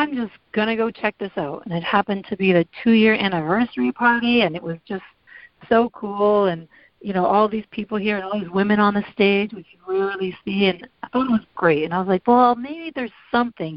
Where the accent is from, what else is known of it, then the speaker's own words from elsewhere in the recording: Windsor, Ontario, Canada; moved away as an adult; also born or lived in Iowa City, Iowa; now in Michigan, United States; born and raised in Windsor.